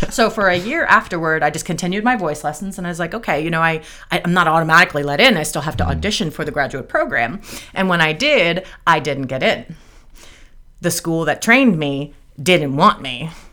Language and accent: English; East Coast, United States; I talk really fast because I'm from the East Coast